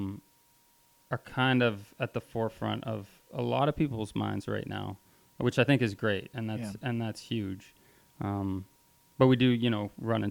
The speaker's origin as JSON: {"language": "English", "town": "Vancouver", "region": "British Columbia", "country": "Canada", "tie": "born or raised there", "moved": "as an adult", "said": "growing up in Vancouver, the food culture scene, was pretty advanced for Canada at the time."}